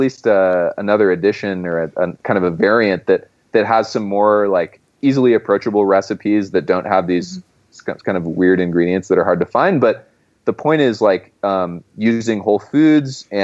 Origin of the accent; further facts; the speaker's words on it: Monterey, California, United States; moved away; I grew up in Monterey